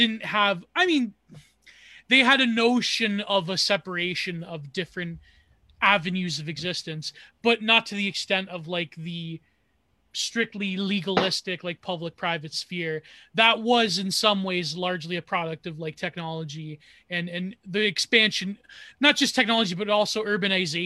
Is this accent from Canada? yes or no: yes; Canada; I am a product of fucking Canadian multiculturalism because, well, not really. I mean, when my Italian ancestors came here